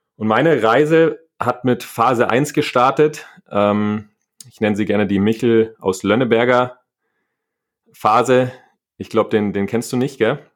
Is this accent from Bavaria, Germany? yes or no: yes; Niederviehbach, Bavaria, Germany; Ich bin auf dem Land groß geworden, in Niederviehbach, ähm, da wo die Hurberburm herkommen, also so ein kleines Dorf